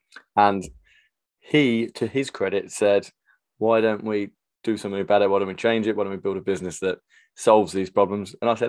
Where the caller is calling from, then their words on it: London, United Kingdom; I'm calling in from North London